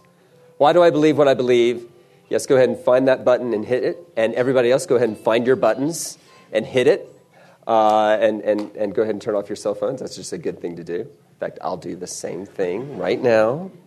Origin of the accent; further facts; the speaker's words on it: South Carolina, United States; also born or lived in Texas; I don't sound like it, but I was born in Texas, so I can get a passport when the time comes. And all the Texans got that joke. But I was raised in South Carolina. I was raised in the Deep South of South Carolina.